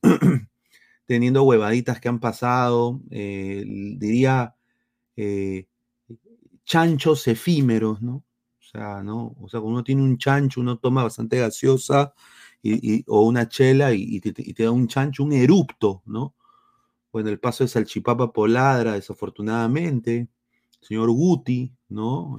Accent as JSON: {"language": "Spanish", "country": "Peru", "moved": "yes", "lives_now": "United States", "said": "soy periodista deportivo, soy peruano, ah, vivo aquí en los Estados Unidos"}